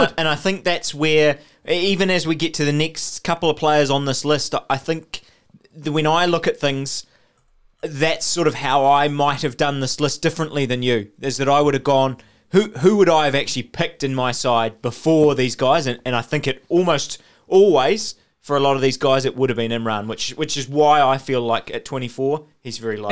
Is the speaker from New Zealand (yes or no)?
yes; New Zealand; as a New Zealander.